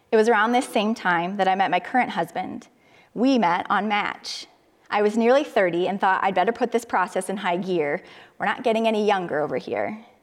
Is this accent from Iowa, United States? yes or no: yes; Cedar Falls, Iowa, United States; moved away as an adult; I moved closer to my hometown, to Cedar Falls, where my sister and her family lived